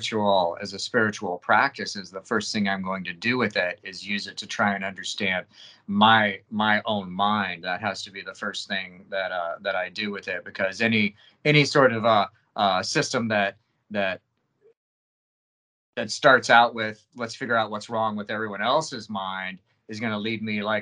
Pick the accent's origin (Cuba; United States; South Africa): United States; I'm American